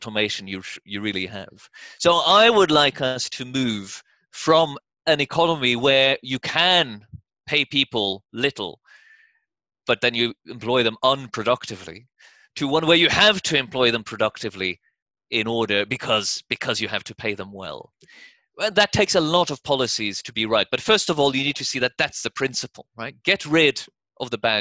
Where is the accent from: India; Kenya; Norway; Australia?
Norway; moved away as an adult; also born or lived in United States; When I was growing up in Norway in the 80s